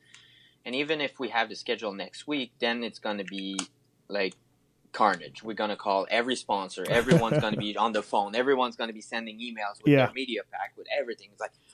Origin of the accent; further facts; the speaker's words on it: Canada; We're from Canada